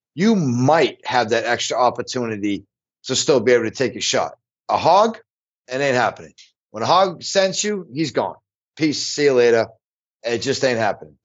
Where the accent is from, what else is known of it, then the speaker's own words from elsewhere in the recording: Illinois, United States; my home state, Illinois